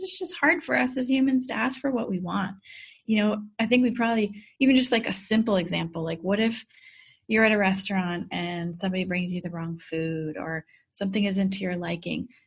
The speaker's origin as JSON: {"language": "English", "region": "Midwest", "country": "United States", "tie": "born or raised there", "said": "I grew up in the Midwest"}